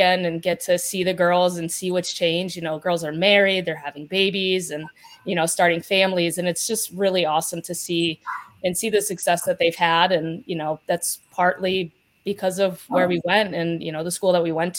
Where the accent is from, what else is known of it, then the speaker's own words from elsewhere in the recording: Pittston, Pennsylvania, United States; I am from northeastern Pennsylvania. So I grew up in Pittston